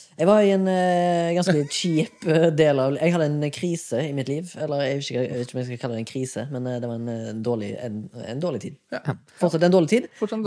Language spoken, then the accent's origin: Norwegian; Haugesund, Rogaland, Norway; moved away; Jeg var hjemme i Haugesund